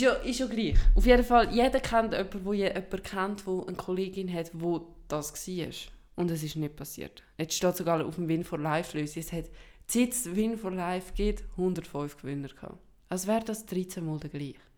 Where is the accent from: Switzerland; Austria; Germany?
Switzerland; first language Swiss German